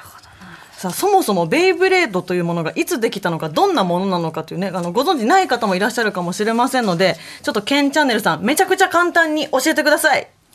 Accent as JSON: {"language": "Japanese", "region": "Mie", "country": "Japan", "tie": "born or raised there", "said": "うちの地元三重県"}